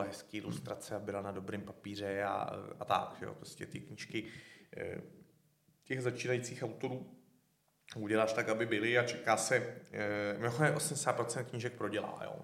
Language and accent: Czech; České Budějovice, South Bohemian Region, Czechia; Já ten rok na to jsem šel z Český Budějovic do Říma